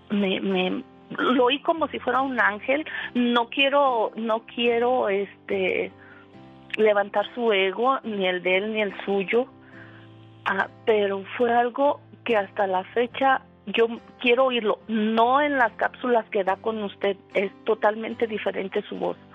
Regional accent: Mexico; moved away as an adult; lo que yo dejé en mi pueblo que me dejaron me dejaron sin nada, me quitaron casas, terrenos, todo, todo, todo me robaron. Y entré en una depresión muy fuerte. Tengo 20 años aquí y yo me quería regresar a México.

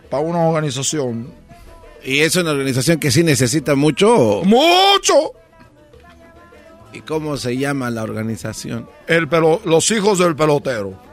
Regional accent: Cuba; soy de Cuba. No comemos nada

